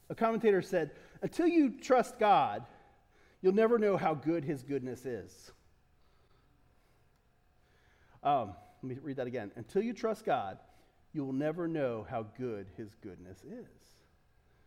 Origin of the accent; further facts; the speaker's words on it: Delaware, United States; I love Delaware. I'm from Delaware. I'm as Delaware as they get. I mean, we can track it back generations.